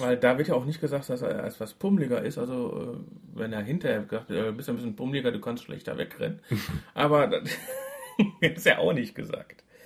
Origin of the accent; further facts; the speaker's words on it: Duisburg, North Rhine-Westphalia, Germany; Aus Walsum, da wo ich herkomme